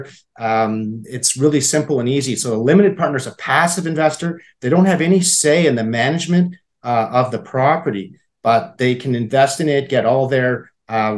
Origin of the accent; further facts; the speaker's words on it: Saskatoon, Saskatchewan, Canada; also born or lived in Alberta / British Columbia; I grew up in Saskatoon. I still live in Saskatoon.